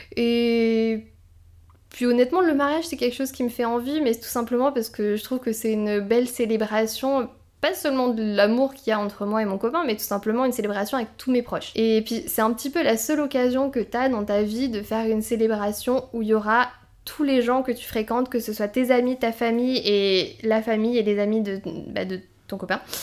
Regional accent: south of France, France; je viens du sud de la France

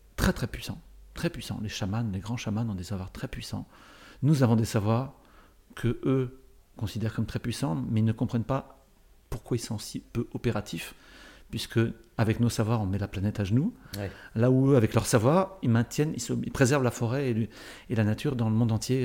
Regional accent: Paris, Île-de-France, France; je suis, né, euh, je suis né à Paris, ou à peu près.

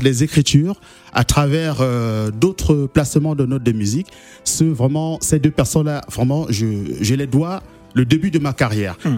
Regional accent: Douala, Littoral, Cameroon; moved away; j'appartiens à une ville à Douala qui mhm. s'appelle Nouvelle

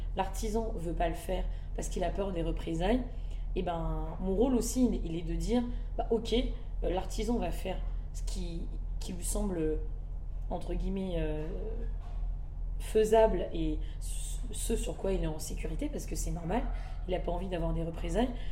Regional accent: Madagascar; Je suis malgache et c'est très important pour moi des deux parents

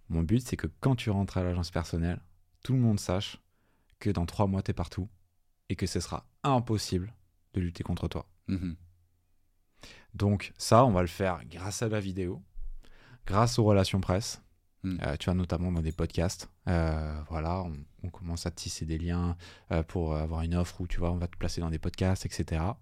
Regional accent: Toulouse, Occitania, France; Donc, je venais de Toulouse, euh, je sortais d'école

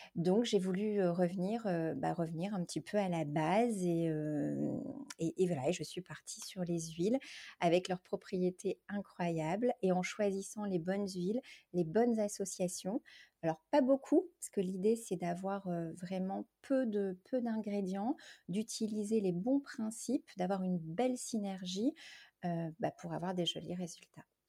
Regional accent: France; en tant que française

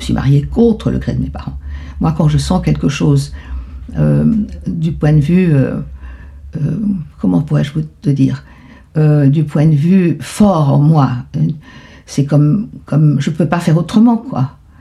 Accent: Buenos Aires, Argentina; moved away as an adult; partie de Buenos Aires en pleurant hmm. dans la voiture tout le temps. C'était déchirant parce que je voulais pas laisser mon pays.

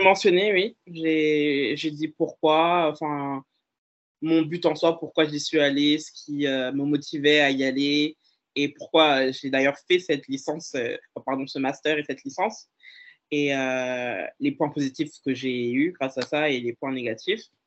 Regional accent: Dijon, Bourgogne-Franche-Comté, France; also born or lived in Dole; j'ai grandi sur Dijon

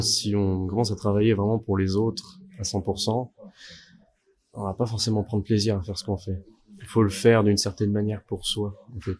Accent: Bordeaux, Nouvelle-Aquitaine, France; also born or lived in Morteau; now in Vallée de Joux, Switzerland; viens de Bordeaux à la base

